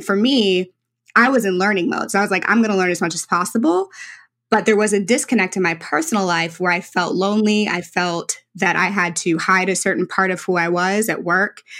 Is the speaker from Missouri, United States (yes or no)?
yes; St. Louis, Missouri, United States; was a young black girl in St. Louis. Um, I am very Midwestern, uh, very traditional St. Louis background